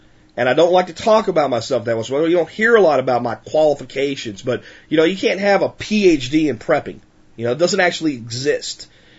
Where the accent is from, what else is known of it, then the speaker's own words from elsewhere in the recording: United States; I know how to survive in America with very little, because I grew up in America with very little.